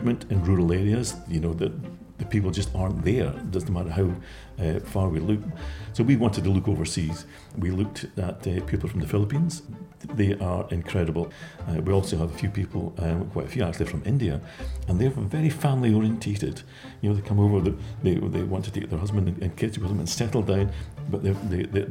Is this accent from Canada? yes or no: no; Buckie, Scotland, United Kingdom; in a small rural community like Bucky, when I grew up, fishing was the most dominant industry